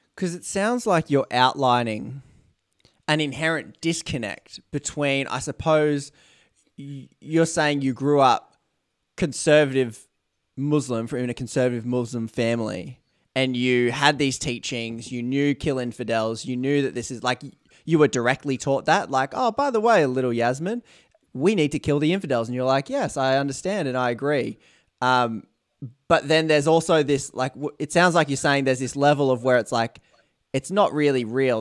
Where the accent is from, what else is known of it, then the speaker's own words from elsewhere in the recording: Australia; being Australian